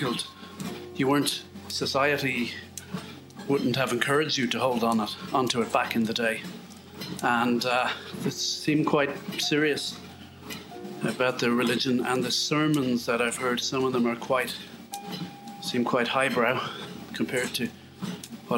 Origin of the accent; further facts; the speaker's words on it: west of Ireland, Ireland; as we say in the west of Ireland